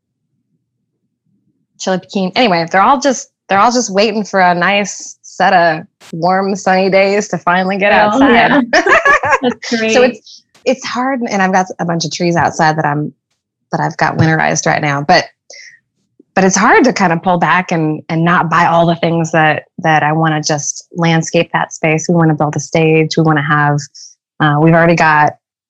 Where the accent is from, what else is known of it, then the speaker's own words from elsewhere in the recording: Southern California, United States; now in Oklahoma, United States; growing up in Southern California